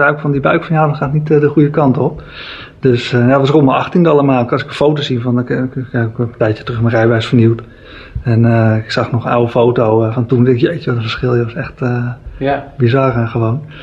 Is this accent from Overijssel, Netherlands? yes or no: no; Alkmaar, North Holland, Netherlands; en daar ben ik opgegroeid in Alkmaar.